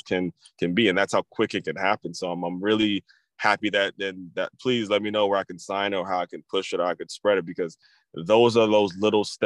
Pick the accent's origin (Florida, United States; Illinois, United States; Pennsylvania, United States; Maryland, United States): Maryland, United States; I grew up in Maryland